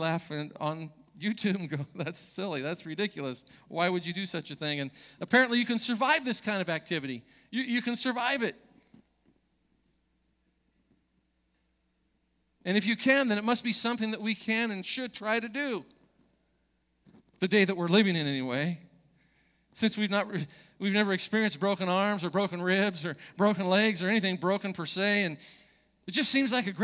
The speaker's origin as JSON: {"language": "English", "area": "Orange County", "region": "California", "country": "United States", "tie": "born or raised there", "said": "As a young person growing up in Orange County"}